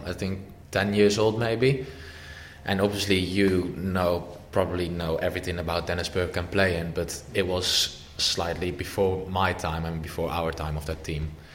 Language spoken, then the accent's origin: English; Amsterdam, North Holland, Netherlands; moved away; I am born in Amsterdam as well, and my dad's from Amsterdam and my grandparents, I'm from Amsterdam. So obviously, like, you're raised with that kind of history anyway